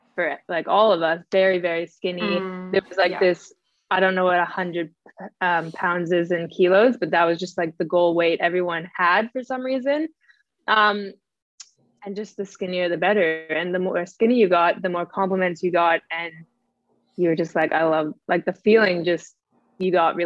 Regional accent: Canada; now in Australia; I'm Canadian. I live in Australia

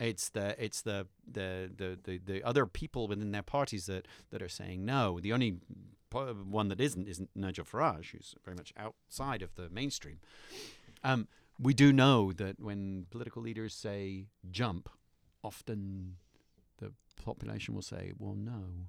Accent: United Kingdom; moved away; I'm a British citizen expat

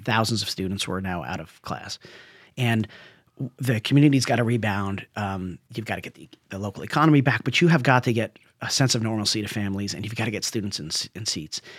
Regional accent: New Jersey, United States; now in California, United States; I'm a guy from Jersey

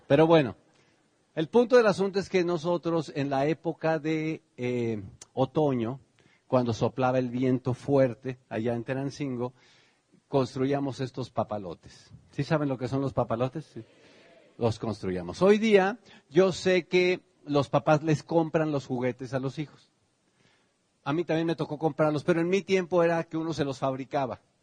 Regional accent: Tenancingo, Mexico; born or raised there; now in United States

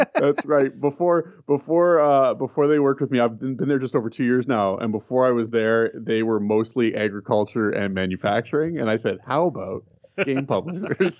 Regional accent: Canada; I'm Canadian. Um, I had moved across the country, uh, when I was nine years old

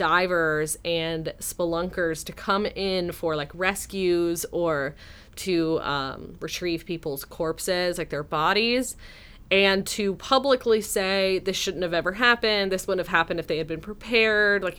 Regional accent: Texas, United States; my home state of Texas

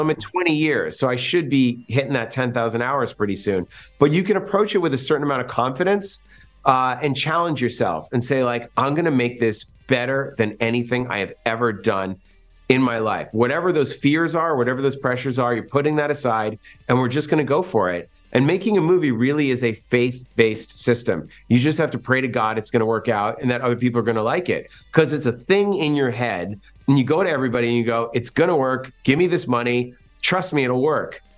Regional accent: Massachusetts, United States; My best friend, Jeff Rendell, and I, we grew up in Massachusetts

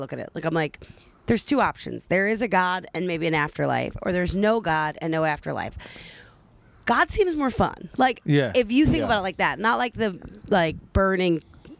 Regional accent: Delco, Pennsylvania, United States; I grew up in Delco

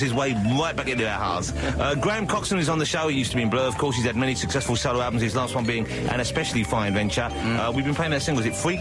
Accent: Suffolk, East of England, United Kingdom; I come from a rural part of the world. I come from from Suffolk

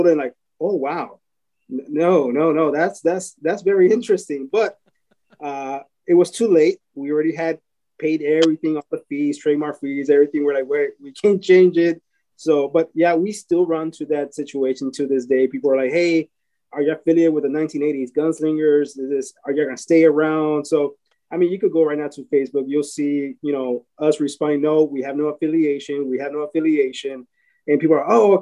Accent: San Antonio, Texas, United States; we're from San Antonio

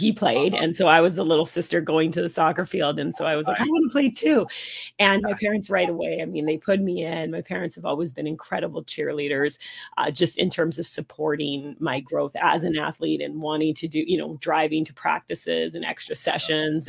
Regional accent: Vancouver, British Columbia, Canada; So I grew up in Vancouver.

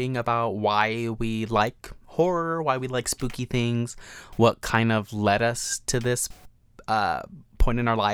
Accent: New Mexico, United States; moved away as an adult; now in Las Vegas, United States; Was born and raised in New Mexico

